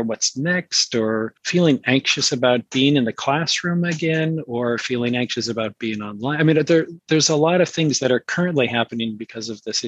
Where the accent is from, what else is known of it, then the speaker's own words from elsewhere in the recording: San Francisco, California, United States; I grew up in San Francisco. So I was kind of born and raised in the culture of the Bay Area.